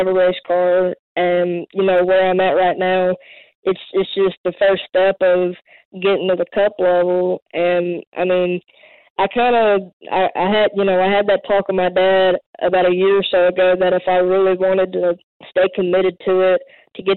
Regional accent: Mobile, Alabama, United States; I'm from Mobile, Alabama

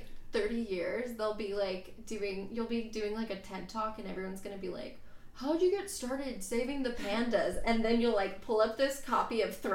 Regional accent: Tennessee, United States; moved away as an adult; also born or lived in London; now in Atlanta, United States; I'm from Tennessee

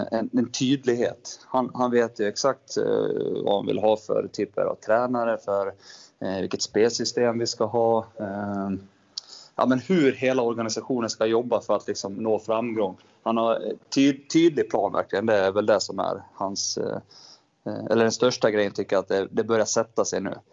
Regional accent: Falun, Dalarna County, Sweden; Eh, uppvuxen i Falun. Eh, bott där hela livet i princip, tills jag flyttade hit för ett och ett halvt år sedan.

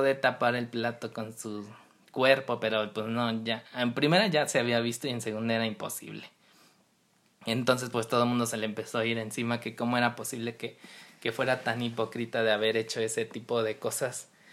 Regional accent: Mexico; nosotros como mexicanos

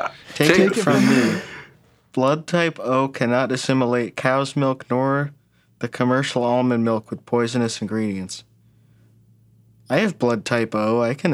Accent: United Kingdom; Because I'm British.

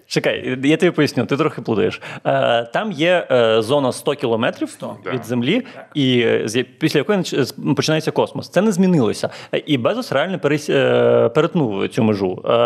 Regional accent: Chornomorsk, Odesa Oblast, Ukraine; я з Чорноморська, це таке невелике місто, і там кожні 5 хвилин ходять маршрутки до Одеси.

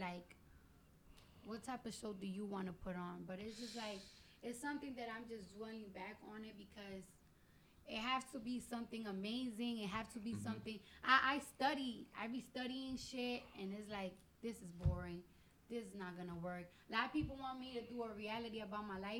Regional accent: New York City, New York, United States; first language Spanish; English is a second language; I'm originally a New Yorker. I have an accent.

